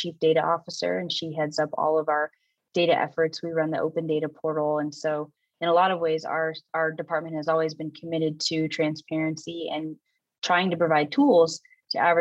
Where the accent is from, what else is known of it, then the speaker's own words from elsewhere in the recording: San Diego, California, United States; my hometown of San Diego